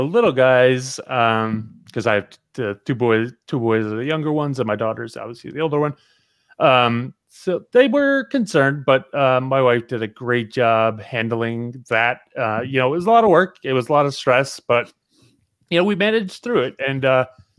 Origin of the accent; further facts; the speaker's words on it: New Jersey, United States; Growing up in Jersey, you learn kind of a lot as a kid in Jersey.